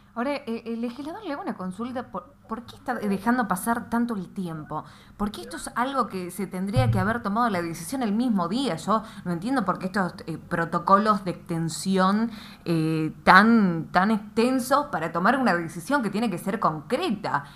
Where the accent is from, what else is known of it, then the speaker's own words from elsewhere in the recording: Tucumán, Argentina; como tucumana